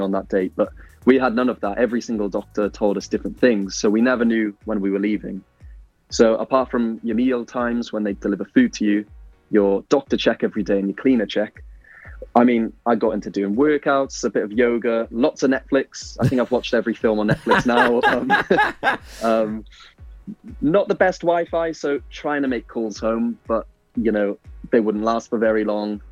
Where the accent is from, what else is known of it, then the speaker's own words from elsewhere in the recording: Pembroke Dock, Wales, United Kingdom; also born or lived in Italy; I'm from Pembroke Dock, and you know, I wanted to be home